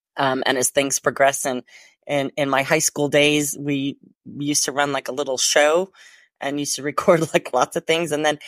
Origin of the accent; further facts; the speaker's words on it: Chicago, Illinois, United States; now in London, United Kingdom; And if you think I sound a little bit weird in my accent, it's because I'm originally from the Chicago area and been living in London for 25 plus years with a Hungarian and Austrian heritage and a Northern Irish husband.